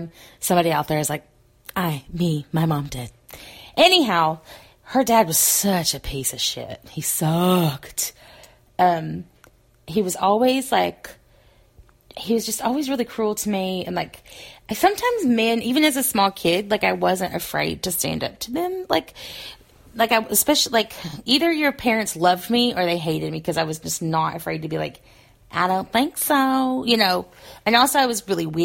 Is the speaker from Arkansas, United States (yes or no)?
yes; Arkansas, United States; accent: Southerner; moved away; also born or lived in Pacific Northwest; I moved from Arkansas to the Pacific Northwest